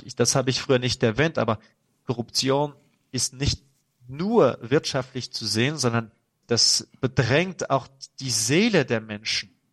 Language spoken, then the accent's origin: German; France; German is a second language; als Franzose